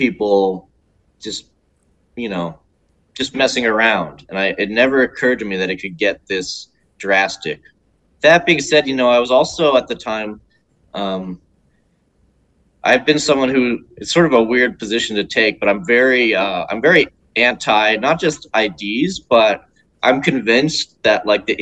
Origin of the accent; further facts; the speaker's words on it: United States; as an American